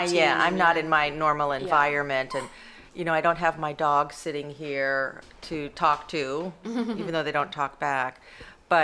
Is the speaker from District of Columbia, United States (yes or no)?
yes; Washington, District of Columbia, United States; And I grew up in Washington, D.C.